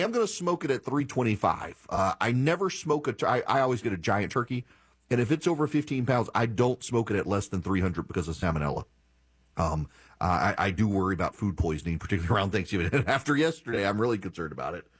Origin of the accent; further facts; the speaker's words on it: Louisiana, United States; I'm from Louisiana